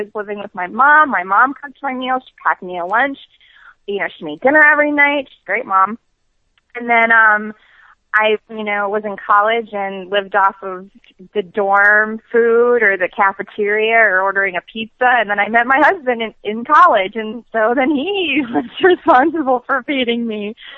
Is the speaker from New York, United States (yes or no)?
yes; New York, United States; I'm from New York